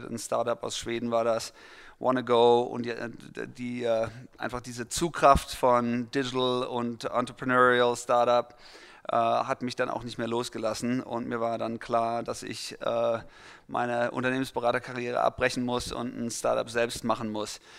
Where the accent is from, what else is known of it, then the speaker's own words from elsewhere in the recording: Mannheim, Baden-Württemberg, Germany; also born or lived in Heidelberg; now in Los Angeles, United States; Ich bin äh, in Mannheim geboren worden, äh, worden ähm, habe dann aber mehr oder weniger zu meiner Jugend die Zeit zwischen Mannheim und Heidelberg gesplittet